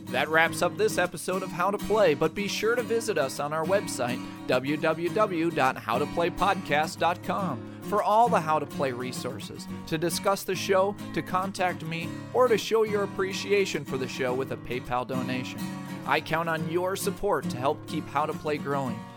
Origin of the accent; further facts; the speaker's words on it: Southern United States, United States; accent: Southern; Originally, I had planned on d- doing the entire thing in my wonderful Southern accent.